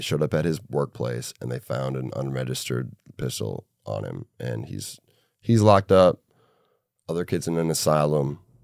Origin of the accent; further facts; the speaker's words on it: Minneapolis, Minnesota, United States; my hometown, Minneapolis